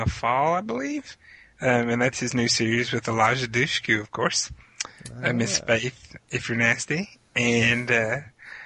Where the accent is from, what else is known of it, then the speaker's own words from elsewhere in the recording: Tennessee, United States; also born or lived in Kentucky / Virginia; I was born in Kentucky, but I've lived in Tennessee and Virginia pretty much all of my life